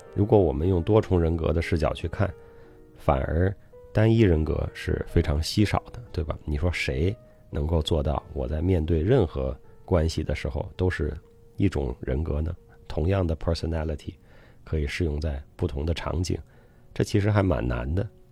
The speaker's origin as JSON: {"language": "Chinese", "town": "Zhuozhou", "region": "Hebei", "country": "China", "tie": "born or raised there", "said": "我的老家啊，河北涿州"}